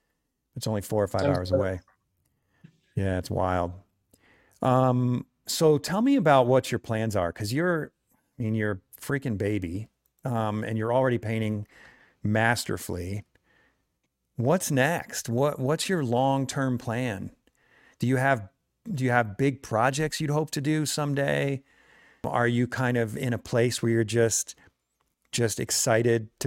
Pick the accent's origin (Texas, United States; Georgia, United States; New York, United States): New York, United States; Hudson Valley; now in Salt Lake City, United States; driving all the way from the Hudson Valley in New York